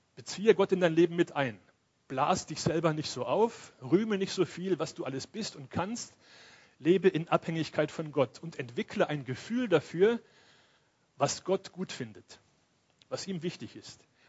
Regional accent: Cologne, North Rhine-Westphalia, Germany; moved away; ich komme ja aus Köln

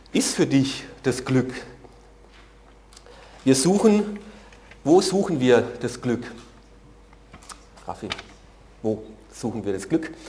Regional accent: Germany; Für mich ist das als Deutscher sehr ungewöhnlich.

